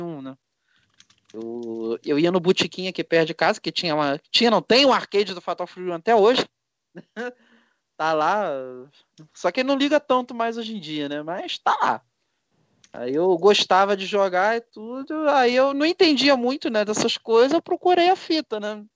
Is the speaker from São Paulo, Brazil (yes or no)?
no; Petrópolis, Rio de Janeiro, Brazil; eu sou de Petrópolis, RJ